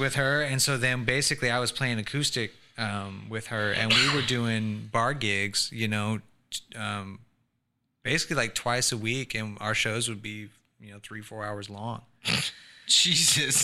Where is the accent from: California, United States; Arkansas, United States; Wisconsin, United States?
California, United States; Sacramento; also born or lived in Tempe, Arizona; I just say I'm from Sacramento